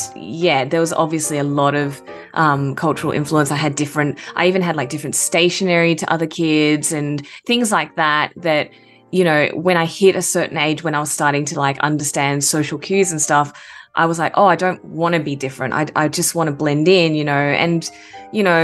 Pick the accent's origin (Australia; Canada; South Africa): Australia; Perth, Western Australia; moved away as an adult; also born or lived in Japan; now in Melbourne, Australia; I was born in Japan and moved over to Australia when I was really little with my parents. Grew up in Western Australia, actually. So my parents settled in Perth